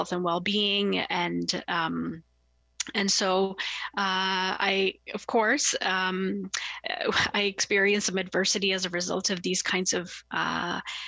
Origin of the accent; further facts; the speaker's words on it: Toronto, Ontario, Canada; I grew up in Scarborough in like a very racially and religiously diverse community